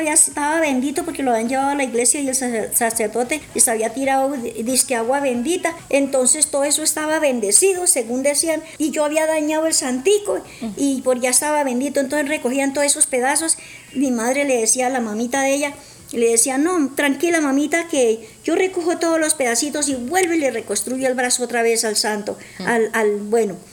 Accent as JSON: {"language": "Spanish", "town": "Florián", "region": "Santander", "country": "Colombia", "tie": "born or raised there", "said": "nací en, la, en, Santander, la belleza Santander, me crecí en Florian."}